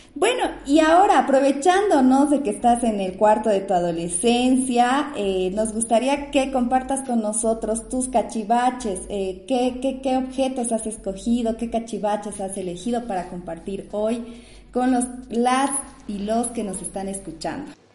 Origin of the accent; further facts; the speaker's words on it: Bolivia; a los bolivianos y las bolivianas nos cuesta tanto aceptarlo